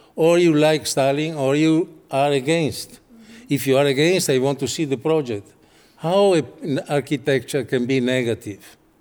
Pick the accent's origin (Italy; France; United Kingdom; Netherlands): Italy; English is a second language; I come from Italy